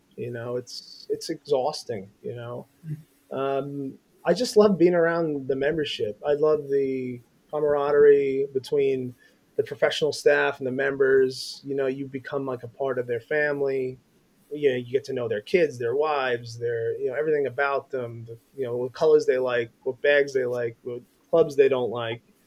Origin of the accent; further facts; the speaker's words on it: Bethpage, New York, United States; I was born and raised in Long Island, New York, in a town called Bethpage